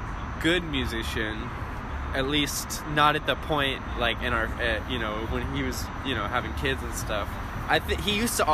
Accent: Houston, Texas, United States; moved away as an adult; Yes, I am from Houston.

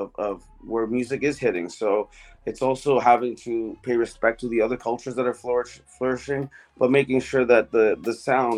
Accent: Canada; I was born here

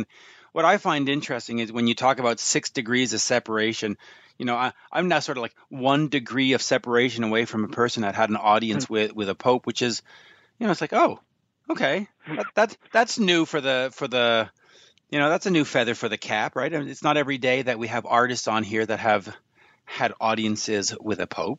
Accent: England, United Kingdom; And I know, I'm English, leave me alone.

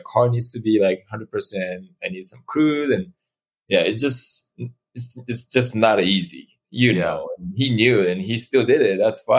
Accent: Tokyo, Japan; moved away; I'm from Tokyo, but countryside of Tokyo.

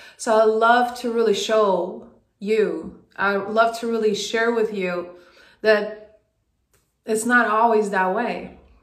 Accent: Sweden; moved away as an adult; now in United States; I moved from Sweden to the US on a basketball scholarship

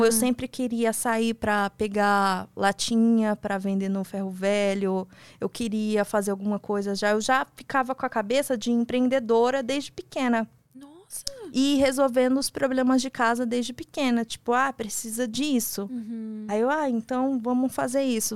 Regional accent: São Paulo, Brazil; sou de São Paulo

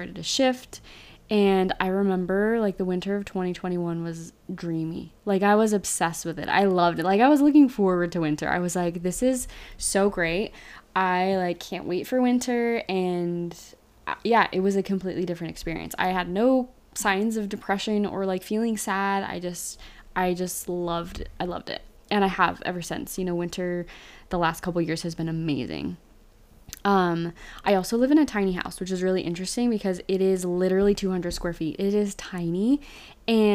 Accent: Utah, United States; moved away as an adult; now in Austin, Texas, United States; I grew up in Utah, so winters usually last from like November to April

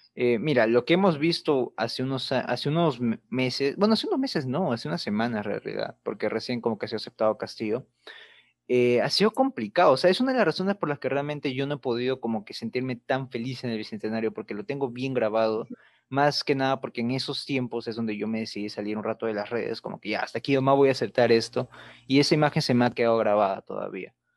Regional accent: Peru; Perú siempre ha sido un país caracterizado por ser muy bizarro.

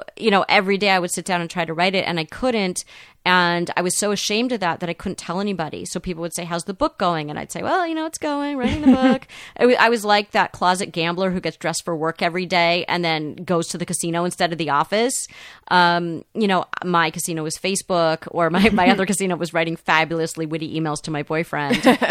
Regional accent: Los Angeles, California, United States; I, you know, grew up in the 70s, which was, it was very suburban here in Los Angeles.

